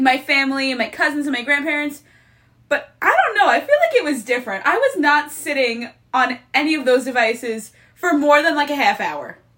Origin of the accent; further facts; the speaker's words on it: Long Island, New York, United States; I'm from Long Island